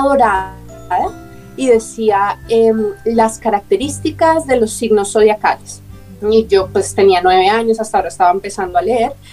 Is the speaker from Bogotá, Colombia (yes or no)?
yes; Bogotá, Colombia; nací en Bogotá, Colombia